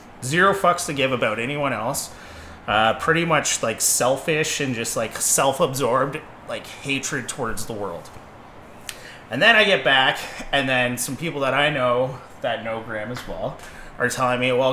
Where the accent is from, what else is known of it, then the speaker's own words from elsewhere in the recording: Dundas, Ontario, Canada; We're both from Dundas